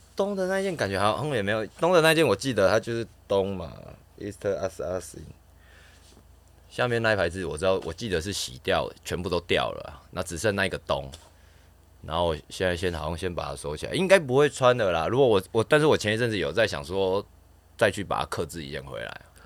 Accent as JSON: {"language": "Chinese", "region": "southern Taiwan", "country": "Taiwan", "moved": "as an adult", "lives_now": "Taipei, Taiwan", "said": "我们南部会说"}